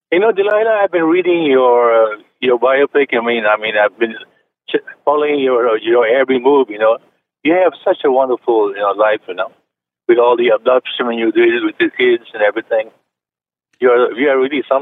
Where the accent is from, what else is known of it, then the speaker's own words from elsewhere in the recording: Philippines; I'm, I'm from the Philippines, and way back six, the 60s, we have a Lila Benitez